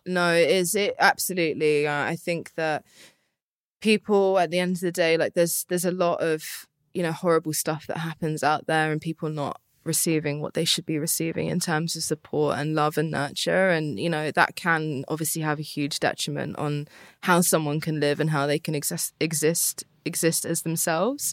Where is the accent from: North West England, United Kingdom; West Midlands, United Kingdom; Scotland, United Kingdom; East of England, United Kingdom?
East of England, United Kingdom; Luton; also born or lived in Harpenden / London; I grew up in Luton. I went to school in Harpenden